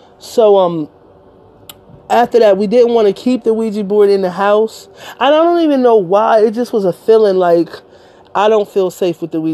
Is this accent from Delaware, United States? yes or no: yes; Delaware, United States; I'm from Delaware